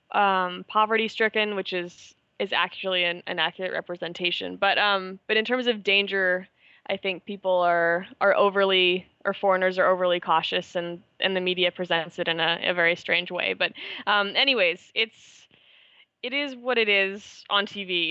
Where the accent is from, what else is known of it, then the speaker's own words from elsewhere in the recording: Canada; moved away as an adult; also born or lived in Manila, Philippines; I'm Canadian